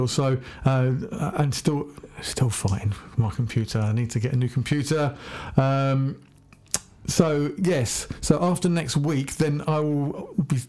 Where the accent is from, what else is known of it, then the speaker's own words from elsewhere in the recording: Hampshire, South East England, United Kingdom; I'm Hampshire hog